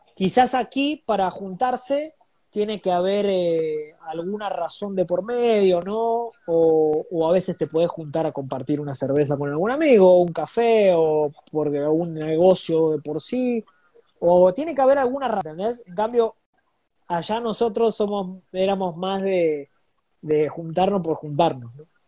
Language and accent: Spanish; Buenos Aires, Argentina; moved away as an adult; now in Lima, Peru; estoy orgulloso de haber nacido en esa latitud del globo